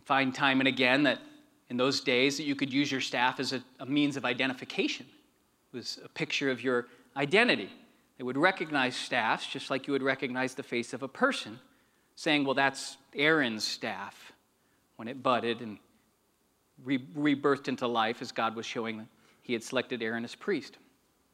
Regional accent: Arizona, United States; also born or lived in Janesville, Wisconsin; I'm from Arizona. That's where I'm from

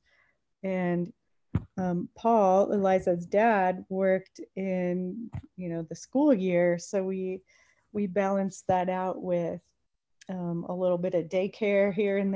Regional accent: San Francisco Bay Area, California, United States; now in Yosemite National Park, United States; I grew up in the Bay Area of California, the San Francisco Bay Area

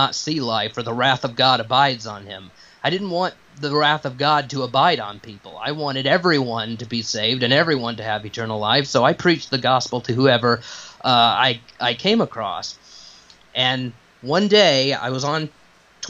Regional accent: Piedmont, South Carolina, United States; I grew up in the Bible Belt down here in Piedmont, South Carolina, in the upstate area

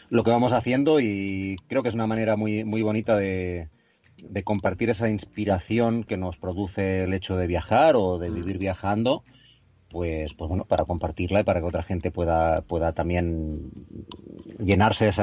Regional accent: Catalonia, Spain; Bueno, pues, pues … somos de aquí de Cataluña

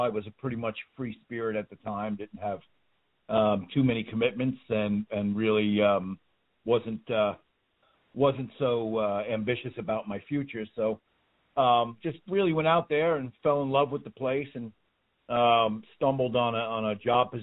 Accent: Yonkers, New York, United States; also born or lived in Hawaii; now in South Florida, United States; I was in New York. I grew up in was born in a place called Yonkers

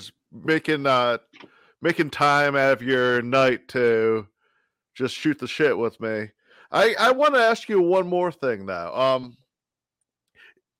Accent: Bucks County, Pennsylvania, United States; moved away as an adult; now in Phoenixville, United States; I'm actually from Bucks County

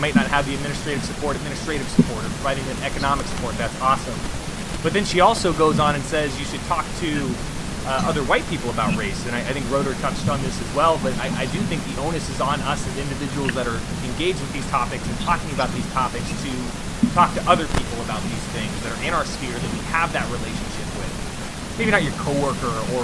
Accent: United States

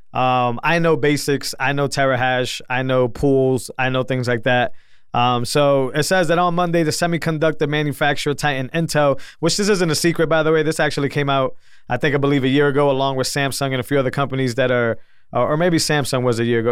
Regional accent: New England, United States; I'm from New England

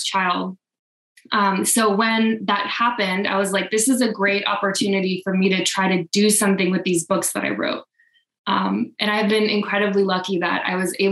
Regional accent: Wichita, Kansas, United States; moved away as an adult; I grew up in Wichita and I moved about 9 years ago

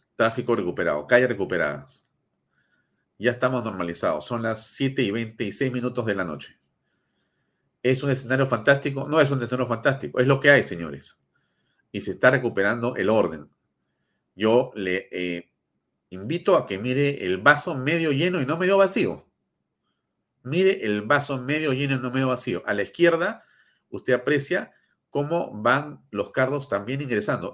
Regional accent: Peru; somos más los peruanos

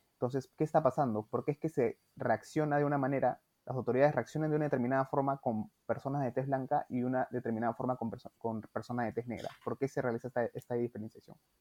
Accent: Peru

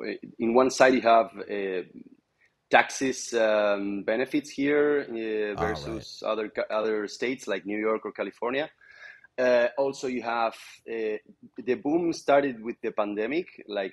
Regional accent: Argentina; now in Miami, United States

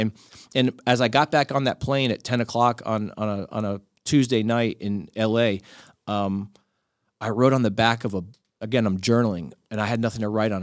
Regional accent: Miami, Florida, United States; I grew up in Miami

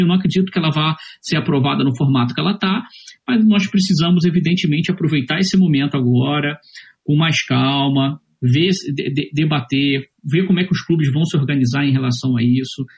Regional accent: Rio de Janeiro, Brazil; moved away as an adult; now in Florianópolis, Brazil; Mas eu sou carioca, já moro aqui em Florianópolis desde 2004

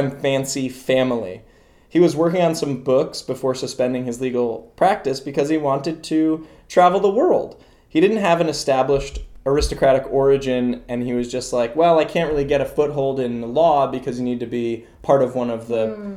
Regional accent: United States; first language English; also born or lived in Laos; I was born in this country. English is my first language

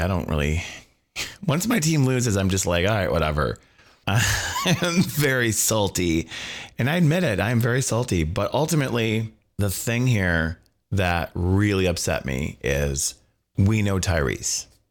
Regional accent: Wisconsin, United States; we're from Wisconsin.

